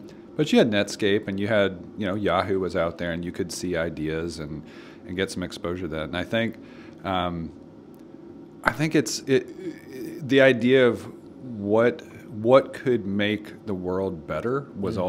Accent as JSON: {"language": "English", "town": "Nashville", "region": "Tennessee", "country": "United States", "tie": "born or raised there", "said": "we grew up in West Nashville"}